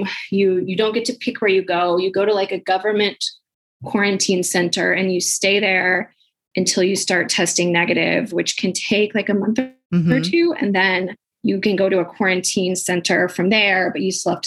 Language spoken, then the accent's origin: English; United States; moved away as an adult; now in Shanghai, China; I'm American